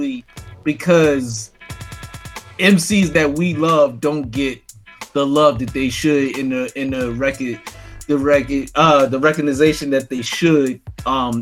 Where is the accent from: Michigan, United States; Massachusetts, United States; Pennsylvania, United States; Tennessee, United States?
Pennsylvania, United States; Philadelphia; I'm from Philly